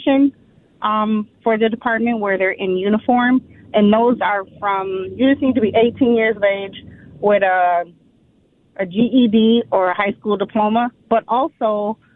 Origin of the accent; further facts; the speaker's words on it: Minneapolis, Minnesota, United States; I was born and raised here in Minneapolis